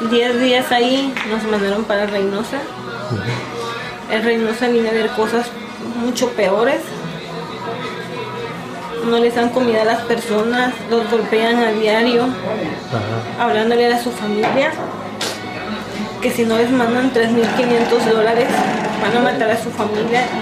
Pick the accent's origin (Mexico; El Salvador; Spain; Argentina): El Salvador; moved away; Vengo de El Salvador el 20 de junio